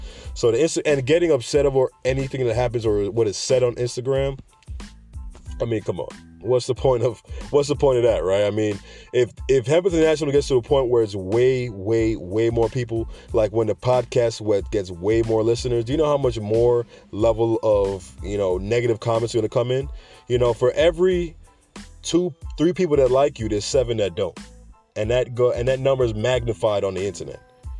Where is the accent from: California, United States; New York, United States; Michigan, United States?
New York, United States; I'm a guy from New York that loves to joke and tell jokes. And like many people's reputation in New York, they talk a lot, right?